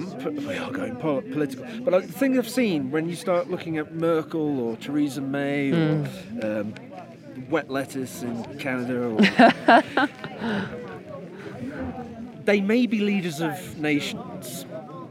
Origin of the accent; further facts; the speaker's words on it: England, United Kingdom; I'm English.